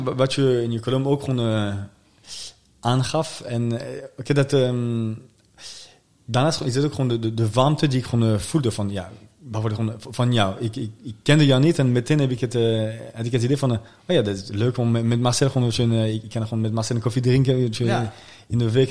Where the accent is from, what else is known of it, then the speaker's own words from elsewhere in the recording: suburbs of Paris, Île-de-France, France; Dutch is a second language; now in The Hague, Netherlands; In de buitenwijken van, uh, van Parijs. Daar kom ik vandaan